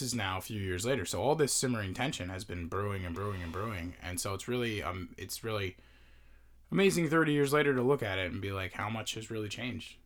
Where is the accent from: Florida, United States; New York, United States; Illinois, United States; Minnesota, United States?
New York, United States; Long Island; growing up on the island